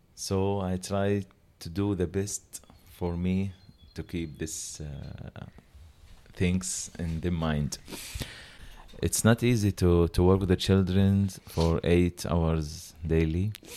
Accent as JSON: {"language": "English", "town": "Gaza", "region": "Gaza Strip", "country": "Palestine", "second_language": "English", "said": "We are all from Gaza"}